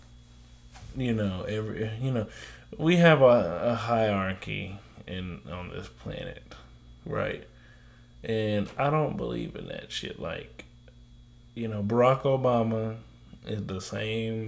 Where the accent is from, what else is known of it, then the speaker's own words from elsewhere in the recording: Oklahoma, United States; We're from the South